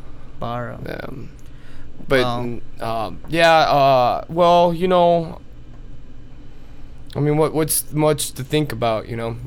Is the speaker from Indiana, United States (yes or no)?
no; New York, United States; So, I'm originally from New York, mm-hmm.